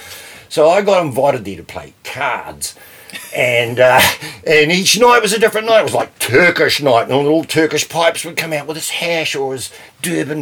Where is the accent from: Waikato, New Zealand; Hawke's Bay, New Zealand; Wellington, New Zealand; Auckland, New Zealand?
Auckland, New Zealand; also born or lived in Otahuhu / Pukekohe; I grew up in Onehunga